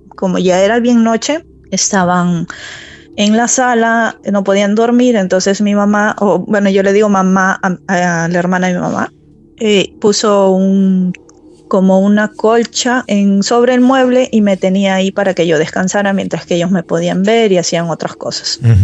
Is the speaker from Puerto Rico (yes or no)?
no; Peru; moved away as an adult; now in Akureyri, Iceland; Yo me vine aquí a los 20, casi los 20 años. Vine por cuestiones de trabajo para trabajar, porque la situación en mi país no estaba muy bien.